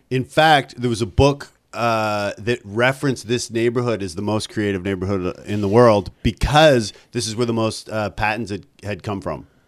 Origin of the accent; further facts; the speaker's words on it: Ontario, Canada; also born or lived in Vancouver; now in New York, United States; I'm from, uh, Ontario